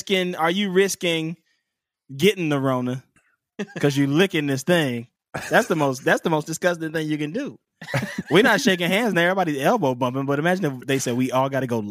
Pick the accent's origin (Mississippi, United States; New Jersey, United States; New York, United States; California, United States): Mississippi, United States; Pascagoula; This in my hometown. I'm from Pascagoula, Mississippi.